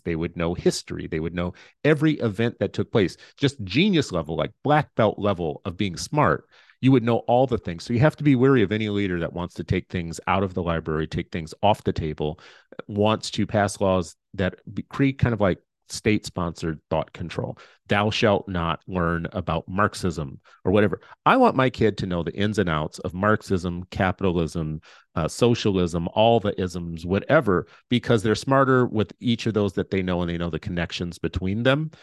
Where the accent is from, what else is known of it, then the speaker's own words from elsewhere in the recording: Minnesota, United States; I'm a Minnesotan